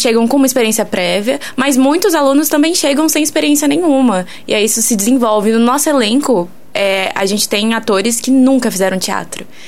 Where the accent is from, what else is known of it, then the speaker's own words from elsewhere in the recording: interior of São Paulo, Brazil; moved away as an adult; now in São João del-Rei, Brazil; eu venho do interior de São Paulo e aí lá eu atuava num grupo de, desde assim de criança